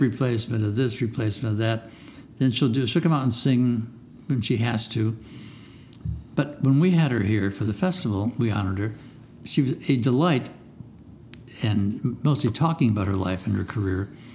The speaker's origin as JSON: {"language": "English", "town": "Chicago", "region": "Illinois", "country": "United States", "said": "I'm from Chicago"}